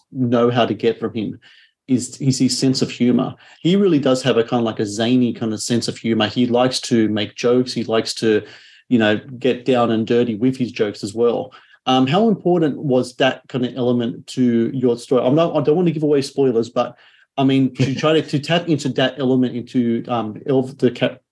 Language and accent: English; Australia; As an Australian myself